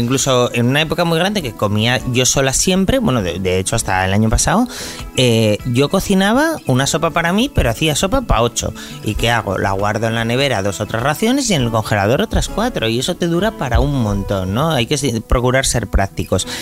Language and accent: Spanish; Asturias, Spain; en mi familia somos así, somos asturianos